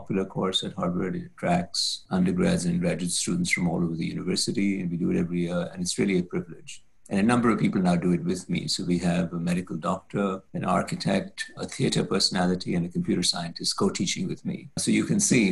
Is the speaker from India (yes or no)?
yes; India; now in United States; my home country of India